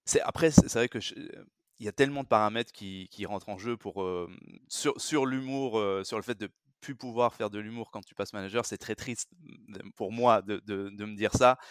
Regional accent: France; je suis français, j'ai grandi et, et vécu, travaillé surtout en France

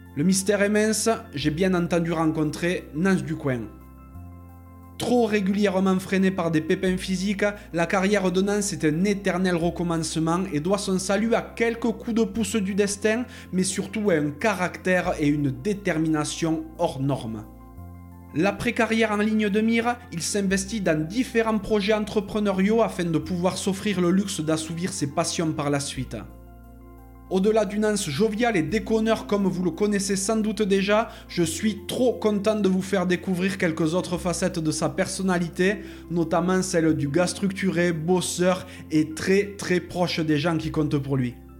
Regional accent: France; on est tous les deux originaires des Pyrénées

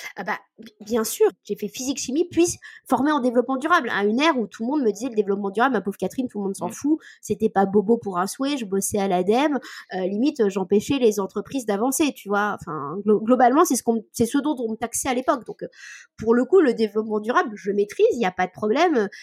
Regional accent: Cotentin, Normandy, France; je viens euh, du milieu du Cotentin

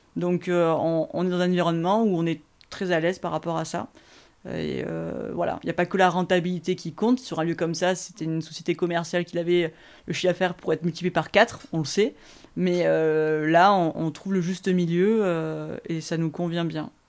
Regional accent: Aix-en-Provence, Provence-Alpes-Côte d'Azur, France; je vivais ici, chez moi à Terre Hugo

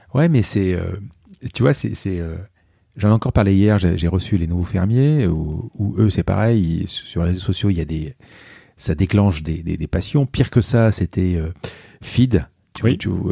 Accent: Marseille, Provence-Alpes-Côte d'Azur, France; on est Marseillais

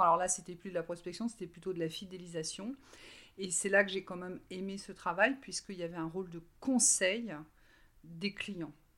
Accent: Brittany, France; j'ai 48 euh, ans et je viens de Bretagne.

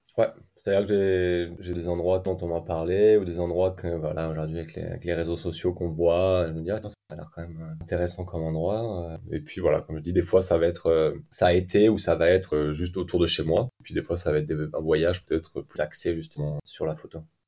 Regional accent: Clermont-Ferrand, Auvergne-Rhône-Alpes, France; moved away as an adult; also born or lived in New Zealand; now in Iceland; je suis originaire de la ville de Clermont-Ferrand.

